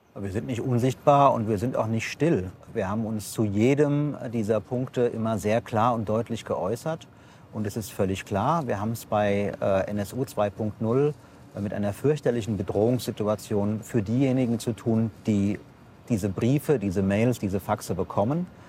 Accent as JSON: {"language": "German", "town": "Offenbach", "region": "Hesse", "country": "Germany", "said": "ich komme aus Offenbach"}